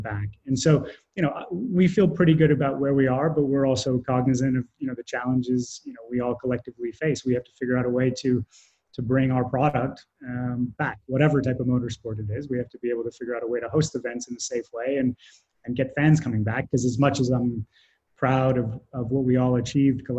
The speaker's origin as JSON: {"language": "English", "country": "Canada", "said": "I'm Canadian"}